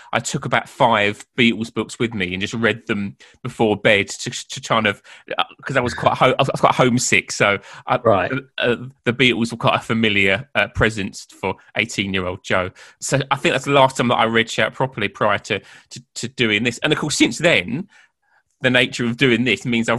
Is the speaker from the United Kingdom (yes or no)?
yes; United Kingdom; as British people